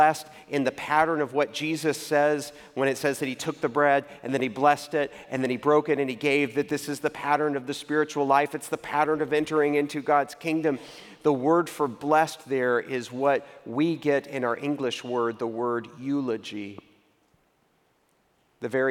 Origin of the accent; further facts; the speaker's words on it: Waco, Texas, United States; moved away as an adult; also born or lived in New York City; I grew up in the Greater Metropolitan Cultural Center of Waco, Texas.